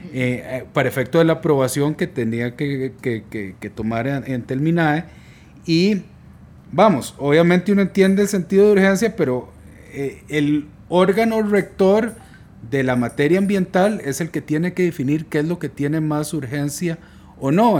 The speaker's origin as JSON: {"language": "Spanish", "country": "Costa Rica", "said": "somos todos los costarricenses"}